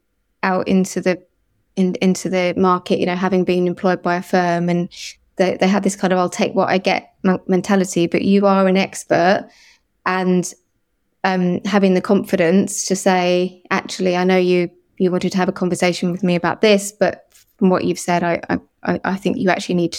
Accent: Liverpool, North West England, United Kingdom; born there; I was actually, although it doesn't sound like it, I was born in Liverpool, and I think it's an amazing place and a wonderful city, and I certainly feel very at home there.

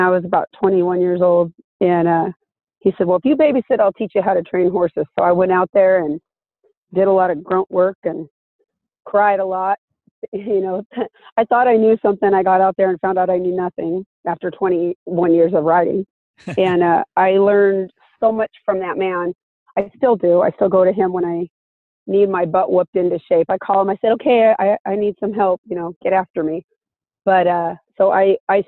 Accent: Anaheim, California, United States; I grew up in Anaheim, actually, right next to Disneyland

